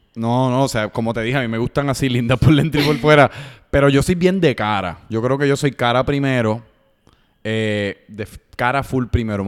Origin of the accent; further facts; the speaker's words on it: Puerto Rico; soy de Puerto Rico, si estoy en los Estados Unidos